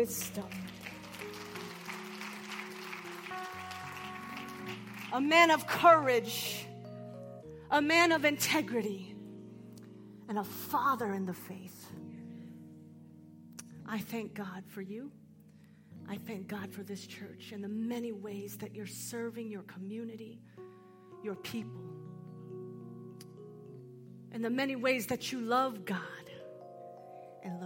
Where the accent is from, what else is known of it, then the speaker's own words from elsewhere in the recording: Seattle, Washington, United States; I am from Seattle